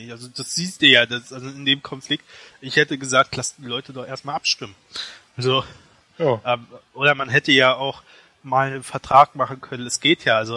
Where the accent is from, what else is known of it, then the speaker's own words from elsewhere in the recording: Berlin, Germany; born there; ich wurde in Berlin geboren.